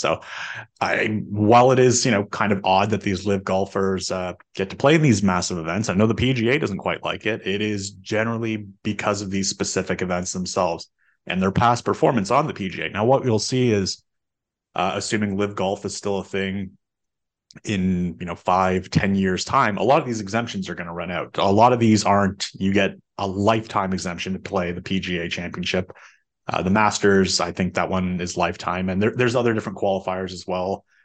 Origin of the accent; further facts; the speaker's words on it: Canada; as a Canadian